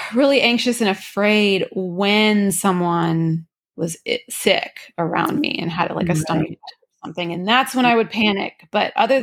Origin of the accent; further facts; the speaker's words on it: Louisiana, United States; moved away; I'm from Louisiana originally.